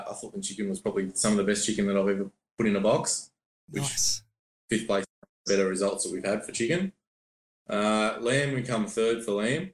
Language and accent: English; Sydney, New South Wales, Australia; we're from Sydney. So we left Sydney on the 8th of January